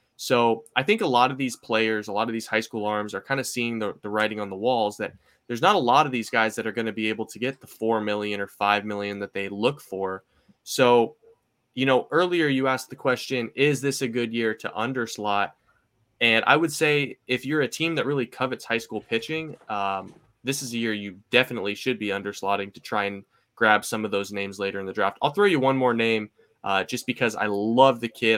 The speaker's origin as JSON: {"language": "English", "town": "Seattle", "region": "Washington", "country": "United States", "said": "I'm from Seattle"}